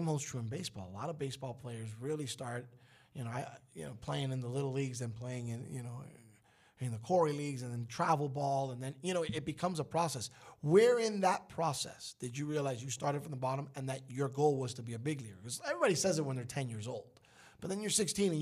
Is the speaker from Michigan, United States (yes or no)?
no; Miami, Florida, United States; also born or lived in Brooklyn, New York; I got here, and I think I've been in Miami longer than most people have been in Miami.